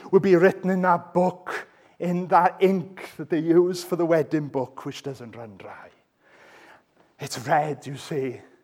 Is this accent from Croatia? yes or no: no; Wales, United Kingdom; I'm Welsh.